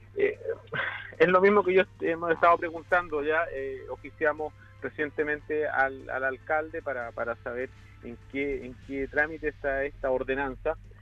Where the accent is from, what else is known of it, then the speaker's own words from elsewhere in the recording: Chile; como chilenos